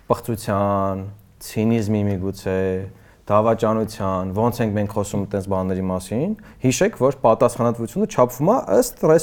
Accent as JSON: {"language": "Armenian", "region": "Yerevan", "country": "Armenia", "tie": "born or raised there", "said": "իմ ու քո բախտը բերելա, որ մենք Երևանում ենք ծնվել։"}